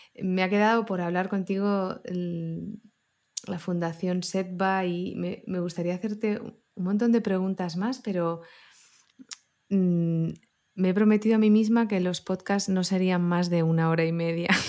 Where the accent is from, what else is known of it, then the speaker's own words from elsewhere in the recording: Barcelona, Catalonia, Spain; soy una chavalita pues de, barrio, de Barcelona